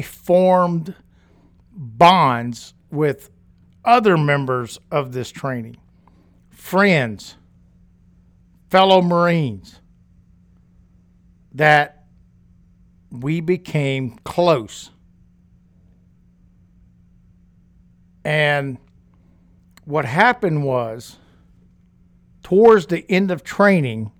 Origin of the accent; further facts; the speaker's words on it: Louisiana, United States; I grew up in Louisiana